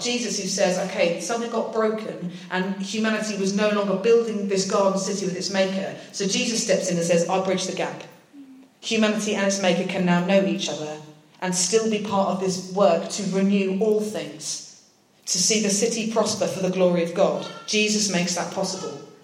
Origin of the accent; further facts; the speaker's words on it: United Kingdom; accent: British; the only British person there, I'd definitely said enough to spot my accent.